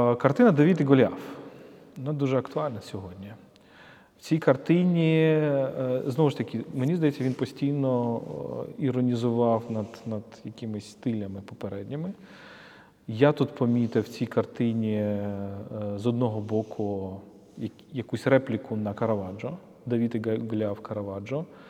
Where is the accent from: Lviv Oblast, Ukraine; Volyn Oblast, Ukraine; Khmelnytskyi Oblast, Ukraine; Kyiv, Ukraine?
Kyiv, Ukraine; ми, як з тобою, як кияни